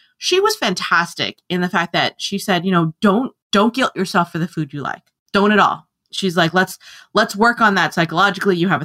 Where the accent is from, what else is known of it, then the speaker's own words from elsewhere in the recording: New Jersey, United States; I'm a Jersey girl